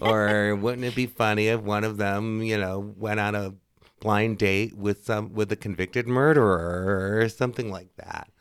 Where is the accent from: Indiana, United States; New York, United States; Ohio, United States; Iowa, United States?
Indiana, United States; Northwest; now in Chicago, United States; I am from Northwest Indiana, Uh, and I moved to Chicago many, many, many moons